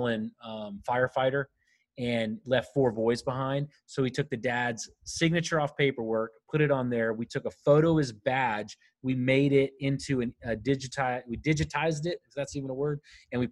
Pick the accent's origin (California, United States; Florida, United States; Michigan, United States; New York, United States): Florida, United States; Winter Haven; I was from Winter Haven, and that's where they trained